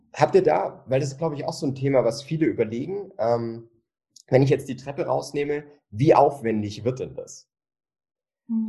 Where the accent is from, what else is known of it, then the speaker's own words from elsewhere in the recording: Bavaria, Germany; bei uns in Bayern